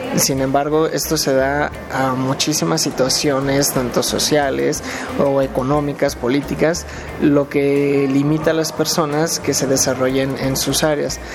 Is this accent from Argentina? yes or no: yes; Lanús, Buenos Aires Province, Argentina; soy del partido de Lanús, eh, Buenos Aires, Argentina.